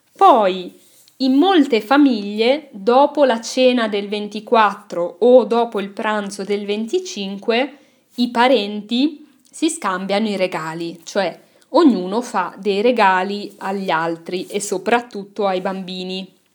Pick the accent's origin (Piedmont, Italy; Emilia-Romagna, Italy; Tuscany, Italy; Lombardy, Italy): Lombardy, Italy; Milan; sono cresciuta a Milano